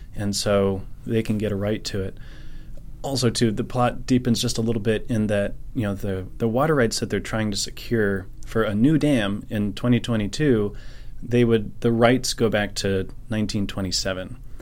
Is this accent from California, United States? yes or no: yes; Nevada County, California, United States; I'm from Nevada County here, and, uh, third generation of my family to be here